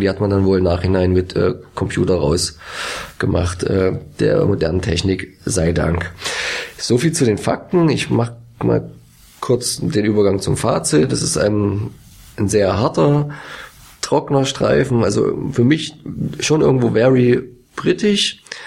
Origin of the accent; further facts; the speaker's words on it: Dresden, Saxony, Germany; jetzt als Dresdner